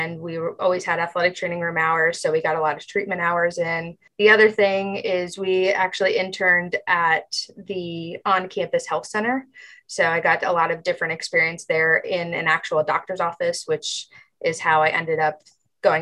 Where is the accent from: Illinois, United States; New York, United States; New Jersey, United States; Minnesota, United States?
New Jersey, United States; moved away; I grew up in New Jersey. I am from a very small town in New Jersey